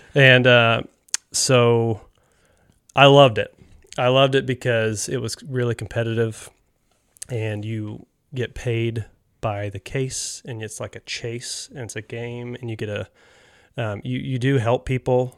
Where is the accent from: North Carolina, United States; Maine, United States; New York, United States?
North Carolina, United States; moved away as an adult; I grew up here in North Carolina